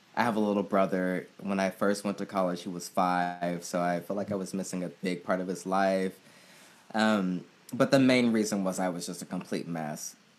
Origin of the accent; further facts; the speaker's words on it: Oakland, California, United States; I grew up in the Bay Area in Oakland, California